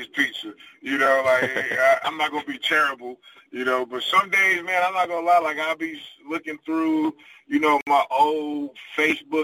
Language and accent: English; Detroit, Michigan, United States; moved away as an adult; also born or lived in Charlotte, North Carolina; now in Las Vegas, United States; I lived, born and raised in Detroit, I lived in Charlotte, North Carolina for a while. And then I moved from there to Las Vegas